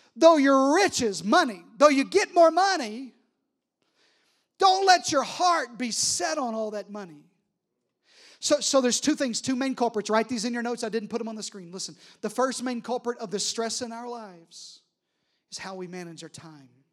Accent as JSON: {"language": "English", "region": "Arkansas", "country": "United States", "said": "I'm from Arkansas"}